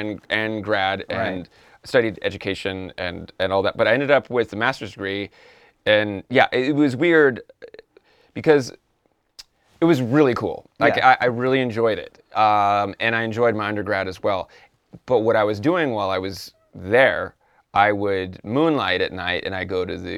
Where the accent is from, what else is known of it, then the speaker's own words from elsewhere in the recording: California, United States; I'm from California. It's really cold.